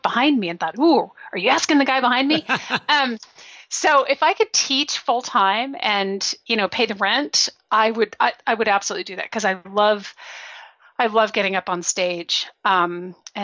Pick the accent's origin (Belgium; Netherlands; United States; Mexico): Belgium; moved away; I grew up in Belgium. I was there for 10 years